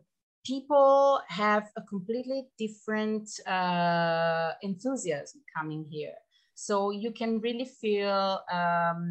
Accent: Pisa, Tuscany, Italy; moved away as an adult; now in Trentino-Alto Adige, Italy; I'm from Tuscany, from the town of Pisa, which I think everybody knows because of the Leaning Tower

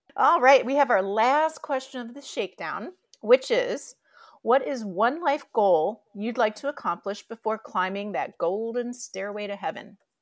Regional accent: Detroit, Michigan, United States; something that Lauren and I have in common is we're both from the Detroit metro area

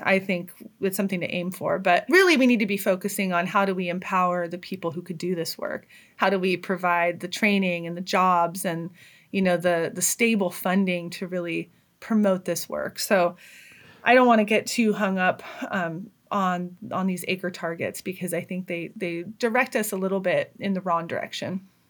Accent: Hayfork, California, United States; now in Humboldt County, United States; I grew up in Trinity County

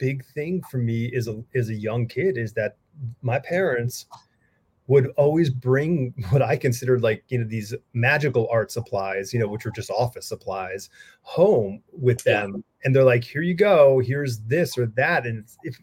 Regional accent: New England, United States; moved away; I grew up in New England

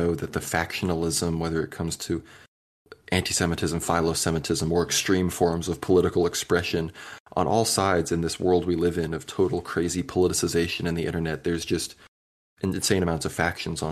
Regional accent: the South, United States; I'm from the South

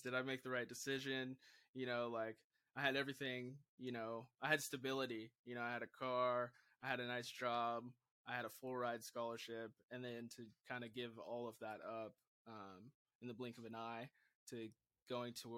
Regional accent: Vancouver, Washington, United States; moved away as an adult; also born or lived in Los Angeles; I come from Vancouver, Washington, which is, this small city in the top left corner of the United States

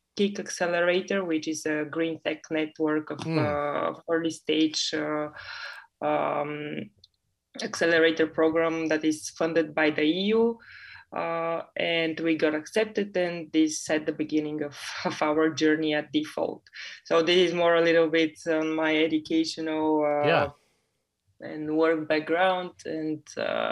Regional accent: Bulgaria; also born or lived in United Kingdom; I come from Bulgaria

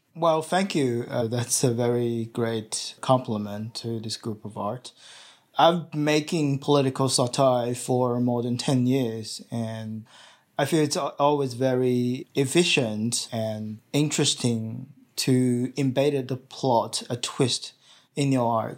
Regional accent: Shanghai, China; now in Australia; in China, in Shanghai, at my hometown

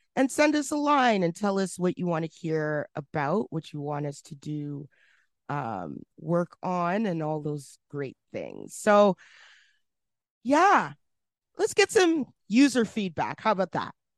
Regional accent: Edmonton, Alberta, Canada; from Edmonton, Alberta, my hometown

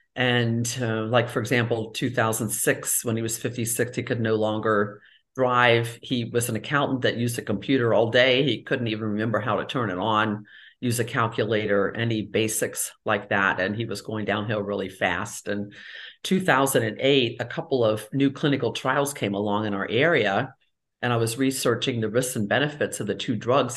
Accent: Cincinnati, Ohio, United States; moved away as an adult; also born or lived in Tampa Bay area, Florida; I grew up in Cincinnati and did a lot of my training in Cincinnati, Ohio

